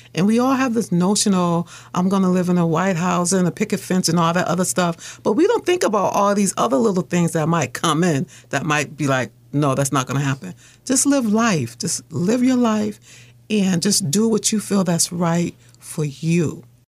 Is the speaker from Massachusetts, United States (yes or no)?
yes; Boston, Massachusetts, United States; I lived in Mission Hill. My mother was a single mother she had me, my older sister, and my brother. And I had a fun childhood.